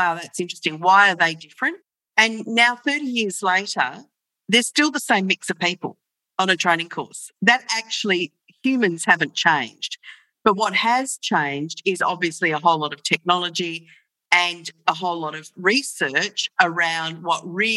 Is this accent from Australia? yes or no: yes; Australia; I'm from Australia and I'm currently in Melbourne, Australia